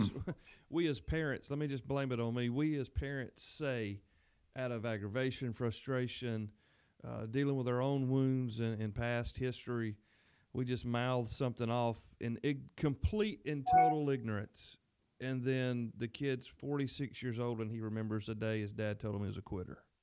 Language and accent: English; the South, United States; as a Southerner